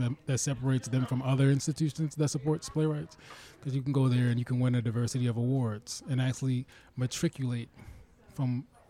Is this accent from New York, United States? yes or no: no; Plainfield, New Jersey, United States; also born or lived in Minneapolis; I'm from New Jersey. Oh. Yeah, Plainfield, New Jersey.